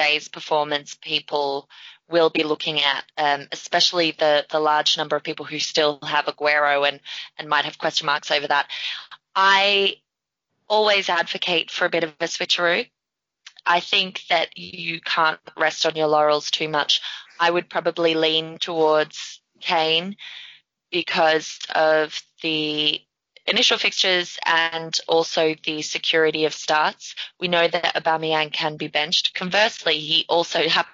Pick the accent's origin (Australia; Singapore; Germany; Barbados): Australia; I'm Australian.